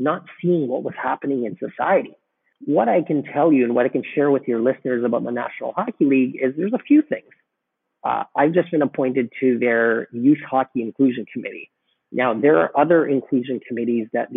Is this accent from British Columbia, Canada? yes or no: yes; Vancouver, British Columbia, Canada; I was born in Vancouver